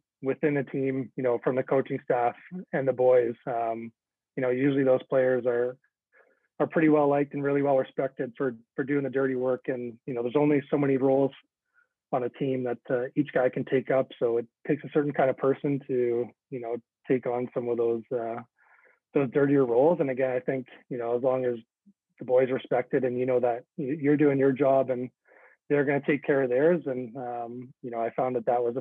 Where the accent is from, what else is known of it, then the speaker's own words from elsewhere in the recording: Oshawa, Ontario, Canada; the neighborhood I grew up in, Oshawa, you know, blue collar town, a big hockey town